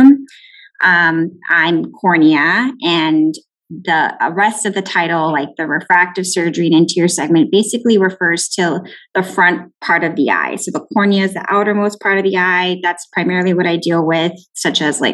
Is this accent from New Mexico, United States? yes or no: no; McAllen, Texas, United States; also born or lived in Houston, Texas / Tucson, Arizona / Irvine, California; I'm actually from the Valley, born and raised in McAllen